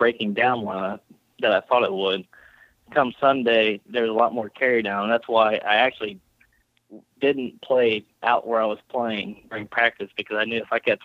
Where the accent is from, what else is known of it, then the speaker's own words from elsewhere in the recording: Evansville, Indiana, United States; moved away as an adult; I'm originally from Evansville, Indiana, which is about 3.5 hours away.